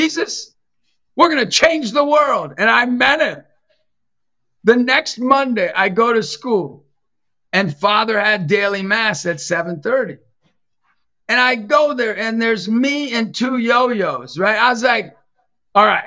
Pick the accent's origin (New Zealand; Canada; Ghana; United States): United States; Erie, Pennsylvania; growing up in Erie, my family, Italian